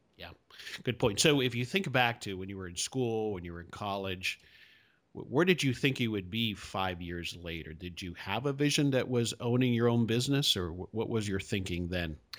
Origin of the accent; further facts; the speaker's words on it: Hialeah, Florida, United States; now in Dallas, United States; I grew up in South Florida. I grew up in Hialeah for the most part